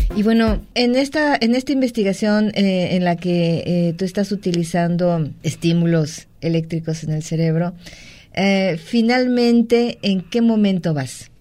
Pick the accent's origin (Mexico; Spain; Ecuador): Mexico; todos somos mexicanos